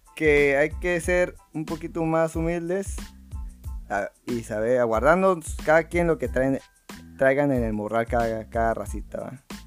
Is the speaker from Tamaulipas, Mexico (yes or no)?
yes; Valle Hermoso, Tamaulipas, Mexico; somos de México